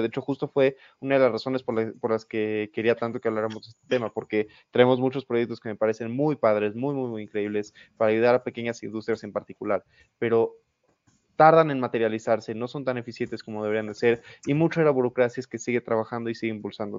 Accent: Mexico; como mexicanos

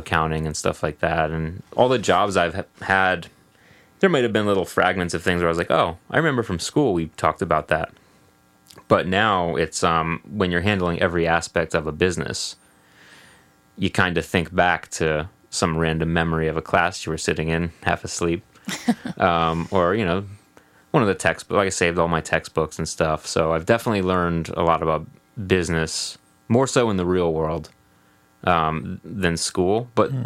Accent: Sussex County, New Jersey, United States; moved away as an adult; also born or lived in Princeton, New Jersey; now in Boston, United States; I'm from New Jersey, born and raised. Lived there until probably 11, 12 years ago.

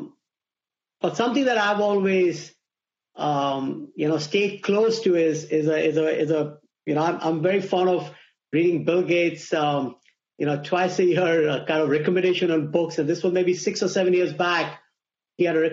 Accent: India; English is a second language; moved away as an adult; now in United States; as I was growing up in India during my teenage years, my father used to encourage me to listen to BBC radio to learn English, which is not my first language

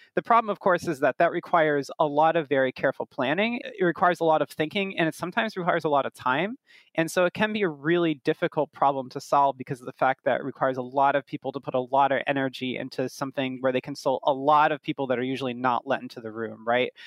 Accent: United States; also born or lived in Brooklyn, New York; as an American myself, I'm based in Brooklyn, in New York

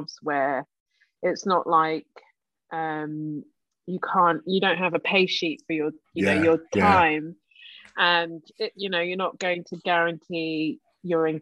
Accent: London, United Kingdom; I was born in the Royal Free in Camden

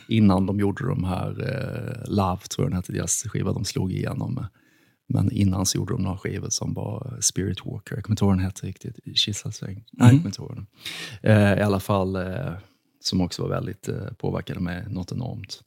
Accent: Karlshamn, Blekinge, Sweden; i min hemstad Karlshamn

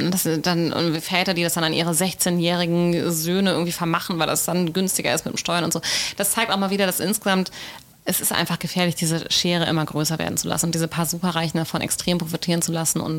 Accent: Ålesund, Møre og Romsdal, Norway; Ålesund, wo ich herkomme, Hemsedal, wo die Hütte steht, Numedal, wo mein Mann äh, einen Bauernhof hat

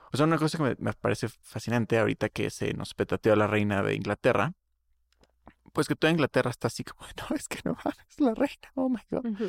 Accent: Mexico; somos mexicanos, ¿no? Porque pues nacimos aquí

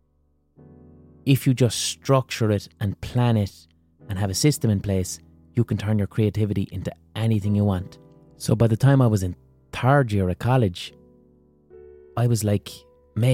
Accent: Ireland

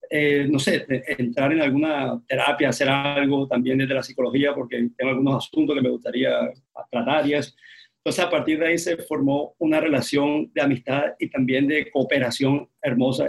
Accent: Barranquilla, Atlántico, Colombia; yo soy barranquillero

